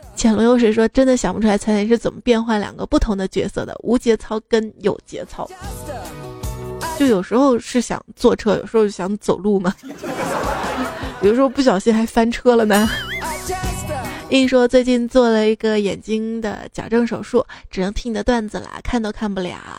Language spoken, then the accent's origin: Chinese; Northeast China, China; 我们东北这边儿